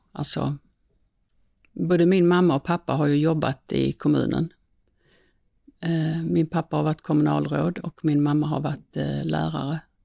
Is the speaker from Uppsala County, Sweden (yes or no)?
no; Svalöv, Skåne, Sweden; moved away; jag är ju född i Svalöv